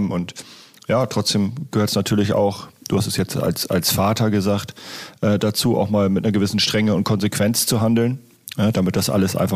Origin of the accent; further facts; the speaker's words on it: Lower Saxony, Germany; für mich als Ostfriese ist es schon äh, stadtähnlich auf jeden Fall.